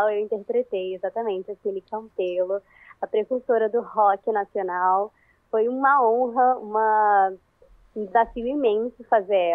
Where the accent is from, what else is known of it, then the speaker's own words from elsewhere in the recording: Rio de Janeiro, Brazil; E eu sou do Rio de Janeiro, capital. Então, assim, eu tive que mudar o meu sotaque.